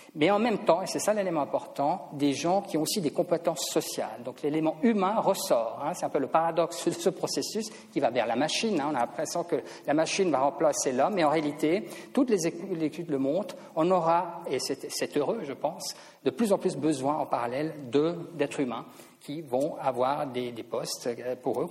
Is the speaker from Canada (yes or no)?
no; Switzerland; en tant que Suisse